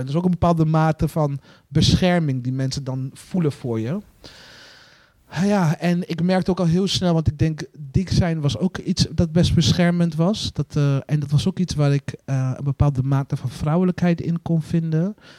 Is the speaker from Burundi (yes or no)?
yes; Burundi; now in Netherlands; waar ik vandaan kom in Burundi.